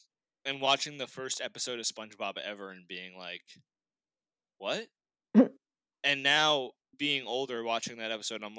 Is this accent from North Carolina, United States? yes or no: no; Boston, Massachusetts, United States; I was born and raised in Boston, then I moved to the South Shore when I was like 7 or 8. But I've always been a Boston kid, you know.